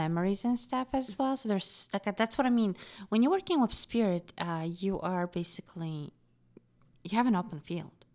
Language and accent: English; Poland; moved away; I grew up in Poland.